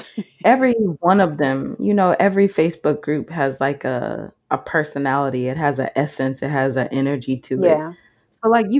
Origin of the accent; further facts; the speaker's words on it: Croatia; while on the surface it's like, oh, we're all from Croatia